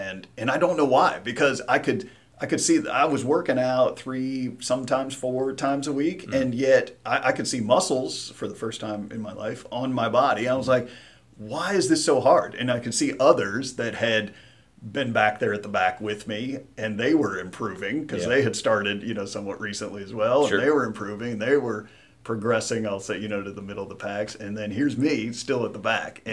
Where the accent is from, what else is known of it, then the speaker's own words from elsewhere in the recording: Nebraska, United States; moved away; I was originally from Nebraska